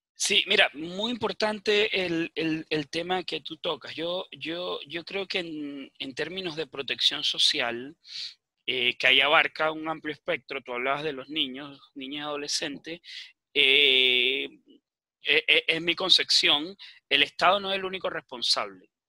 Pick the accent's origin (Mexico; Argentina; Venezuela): Venezuela; now in Chile; me imagino que escuchan mi acento, yo, yo soy de nacimiento venezolano, pero también soy chileno, vivo muchos años acá en Chile